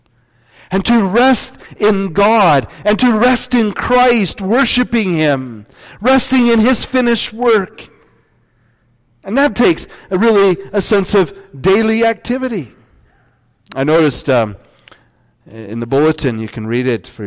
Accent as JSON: {"language": "English", "region": "Northwest Iowa", "country": "United States", "tie": "born or raised there", "said": "I grew up in Northwest Iowa."}